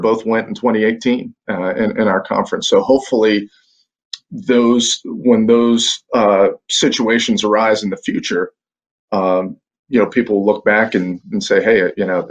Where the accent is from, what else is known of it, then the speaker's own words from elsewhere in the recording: Pittsburgh, Pennsylvania, United States; now in Rome, Georgia, United States; having grown up up in the Northeast, I'm originally from Pittsburgh